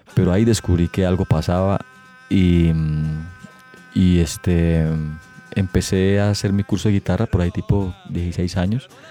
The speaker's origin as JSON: {"language": "Spanish", "town": "Bucaramanga", "region": "Santander", "country": "Colombia", "tie": "born or raised there", "also_born_or_lived": "Piedecuesta", "said": "Yo nací en Bucaramanga el 19 de noviembre del 75"}